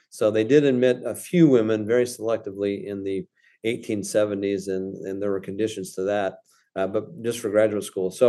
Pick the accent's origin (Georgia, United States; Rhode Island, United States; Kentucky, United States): Kentucky, United States; I came from Kentucky, where you had down the road from our college at, at East Kentucky Berea College, which in the 1850s was coeducational, and uh, and had African American students